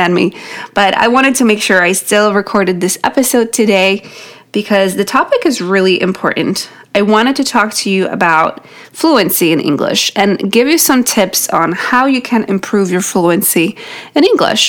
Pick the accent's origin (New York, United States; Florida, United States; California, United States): New York, United States; first language Polish; English is a second language; In New York, that's where I'm from